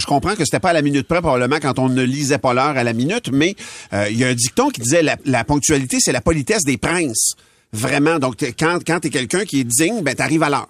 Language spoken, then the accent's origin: French; L'Assomption, Quebec, Canada; Moi, je suis de l'Assomption